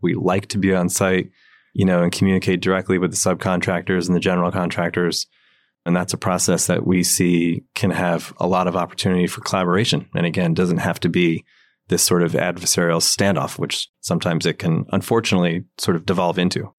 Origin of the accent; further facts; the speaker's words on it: New Jersey, United States; also born or lived in Maryland; now in New York City, United States; I grew up in New Jersey